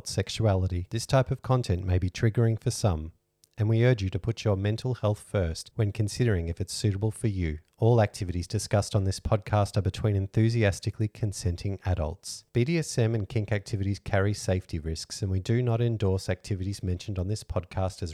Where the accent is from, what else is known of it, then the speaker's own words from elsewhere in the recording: Australia; We're Australian